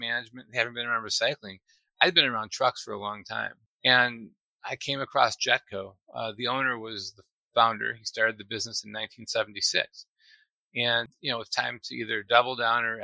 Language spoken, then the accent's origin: English; Appleton, Wisconsin, United States; moved away as an adult; also born or lived in Milwaukee, Wisconsin; now in Houston, United States; I grew up in Appleton, Wisconsin, which is right near Green Bay